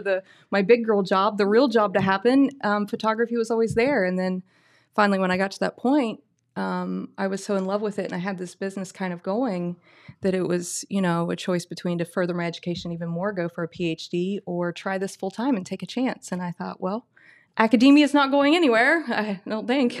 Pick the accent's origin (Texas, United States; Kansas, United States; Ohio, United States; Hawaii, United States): Ohio, United States; Oak Hill; now in Gallipolis, United States; I come from Oak Hill, but currently I live in Galpolis